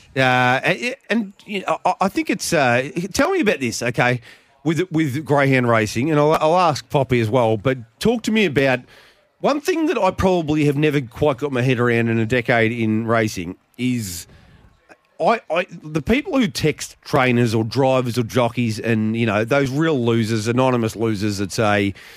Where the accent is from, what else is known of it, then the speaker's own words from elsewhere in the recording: Geelong, Victoria, Australia; I'm bloody from Geelong.